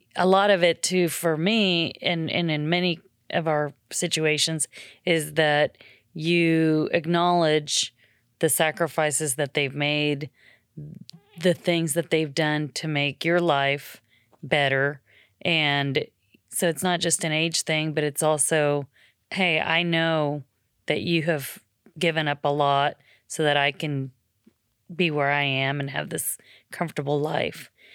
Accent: Nicaragua; now in United States; I'm from Nicaragua

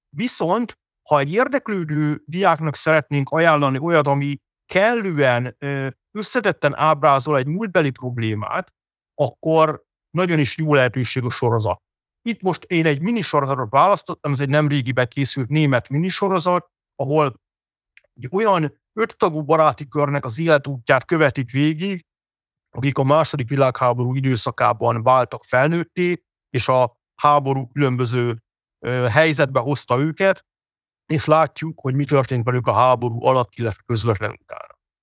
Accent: Hungary

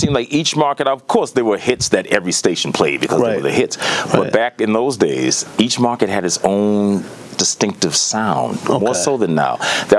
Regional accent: Boston, Massachusetts, United States; moved away as an adult; now in New York City, United States; I'm from Mission Hill Extension.

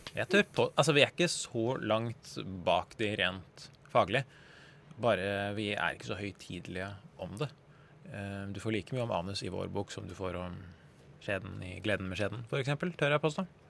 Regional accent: Norway; jeg er født i Norge og ikke har noen verdens tilknytning til Iran whatsoever

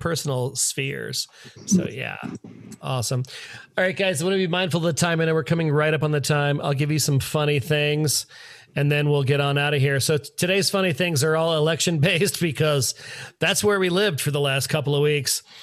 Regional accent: Washington, District of Columbia, United States; from my hometown ABC station in DC

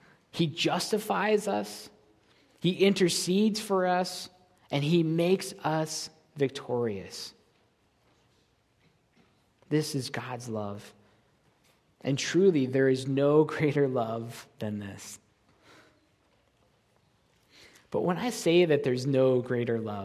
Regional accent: Buffalo, New York, United States; now in Kansas City, United States; I'm from Buffalo, New York

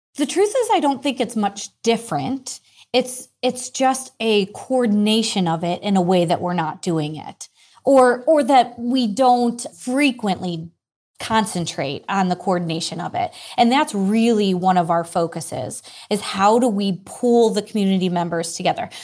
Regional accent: Ireland; I am Irish

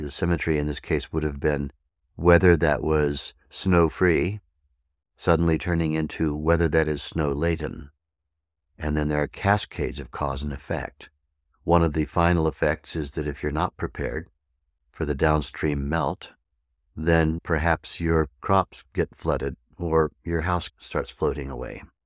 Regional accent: Arizona, United States; here in my hometown in the mountains of Arizona

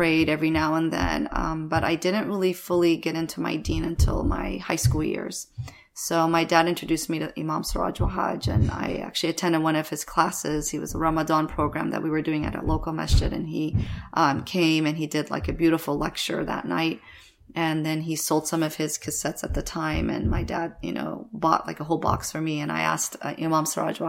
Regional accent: Washington, D.C., Northern Virginia area, United States; also born or lived in Kabul, Afghanistan; We came to America when I was about 3 years old, and we settled in D.C., Washington, D.C., Northern Virginia area

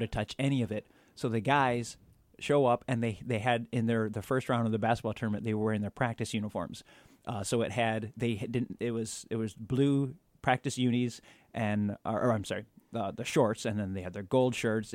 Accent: outside of Ann Arbor, Michigan, United States; moved away as an adult; also born or lived in Wisconsin; I grew up outside of Ann Arbor, Michigan

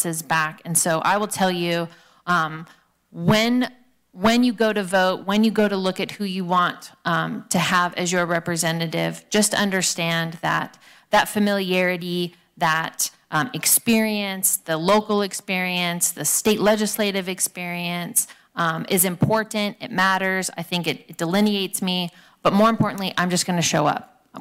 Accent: California, United States; I was born here in California. I've been here my whole life.

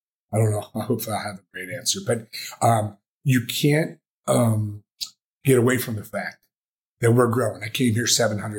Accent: Philadelphia, Pennsylvania, United States; we've come from towns like I come from Philly.

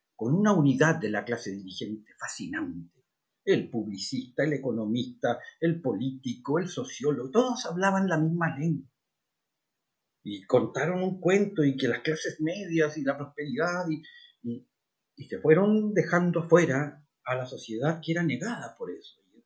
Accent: Chile; Los chilenos somos todos lo mismo, somos todos chilenos

